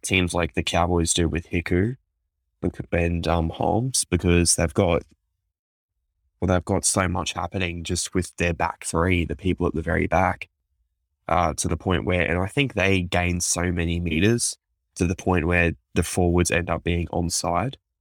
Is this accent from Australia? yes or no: yes; Queensland, Australia; as a Queenslander